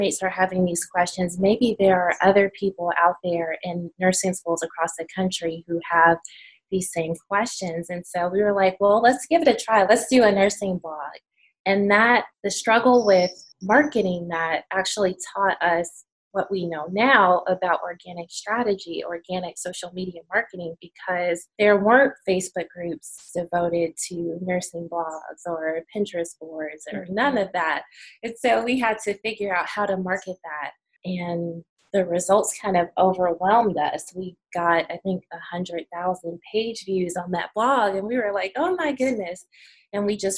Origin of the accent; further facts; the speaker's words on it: Chicago, Illinois, United States; now in Birmingham, United States; right now we're based in Birmingham. We're originally from Chicago